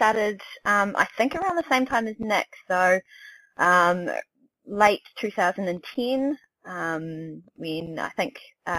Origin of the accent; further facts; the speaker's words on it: New Zealand; I'm not exactly from the land down under, but I am from New Zealand.